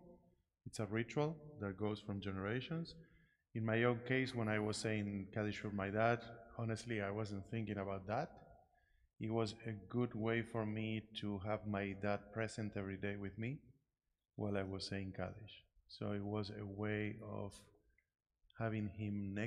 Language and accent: English; Argentina; moved away; I grew up in Argentina